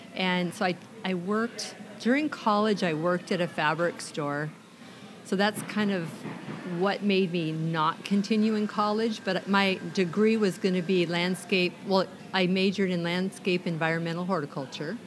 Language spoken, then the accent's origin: English; Olympia, Washington, United States; also born or lived in Camano Island; I grew up in Olympia, and I have come from a family of six children